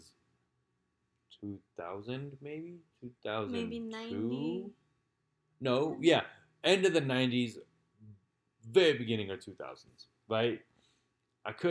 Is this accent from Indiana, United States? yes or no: no; California, United States; I'm from California